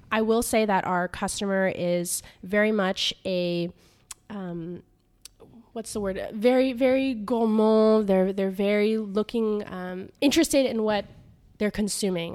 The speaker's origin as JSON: {"language": "English", "region": "California", "country": "United States", "tie": "born or raised there", "also_born_or_lived": "New York", "moved": "as an adult", "lives_now": "Paris, France", "said": "I grew up in California"}